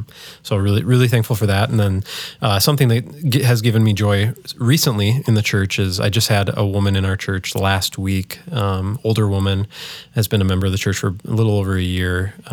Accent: Holdingford, Minnesota, United States; My parents are still in the house that I grew up in Holdingford, Minnesota, just north of St. Cloud.

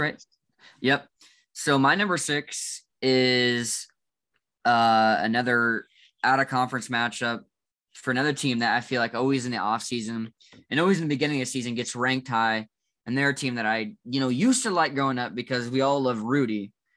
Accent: Midwest, United States; Growing in the Midwest

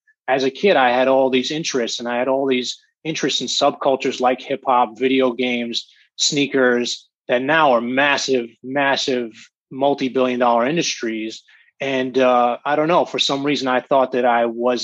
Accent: Montclair, New Jersey, United States; I grew up in Montclair, New Jersey

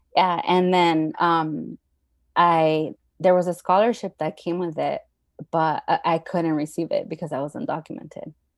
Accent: Los Angeles, California, United States; also born or lived in Mexico; So I've been living in the San Fernando Valley most of my life

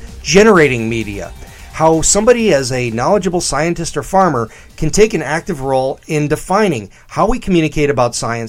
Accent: Illinois, United States; also born or lived in DeKalb, Illinois; I'm from Illinois too

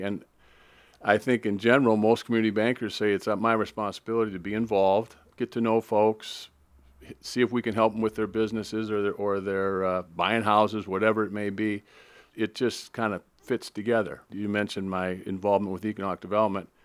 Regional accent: Minneapolis, Minnesota, United States; moved away as an adult; also born or lived in Lincoln, Nebraska / San Antonio, Texas / Saint Paul, Minnesota; grew up in Minneapolis, graduated from high school in nineteen seventy-four

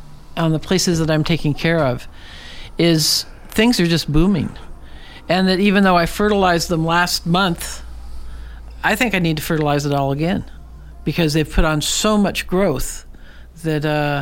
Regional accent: Portland, United States; now in Alaska, United States; when I grew up in Portland, every house on our block was built about 1905

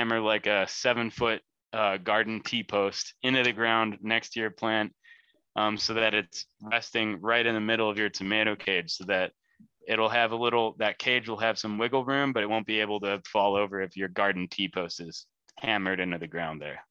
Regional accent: Lake County, Illinois, United States; moved away as an adult; now in central Illinois, United States; I'm from Lake County

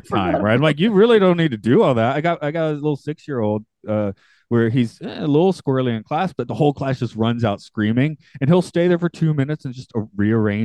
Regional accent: Atlanta, Georgia, United States; I'm from Atlanta

